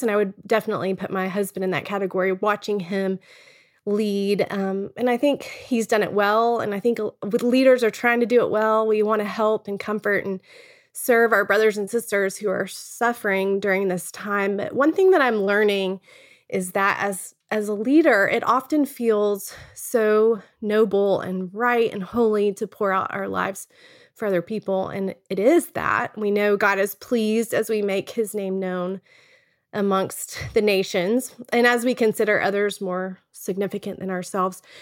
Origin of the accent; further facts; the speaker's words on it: Texas, United States; moved away as an adult; now in Charlottesville, United States; We're originally from Texas, but now live in Charlottesville.